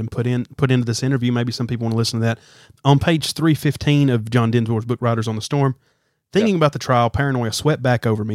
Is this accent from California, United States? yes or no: no; Alabama, United States; growing up in the South, I don't know about you, in the South, in Alabama